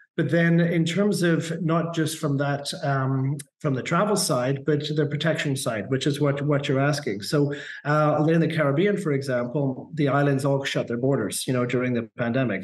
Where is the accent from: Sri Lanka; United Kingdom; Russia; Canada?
Canada; in Canada, we call it permanent residency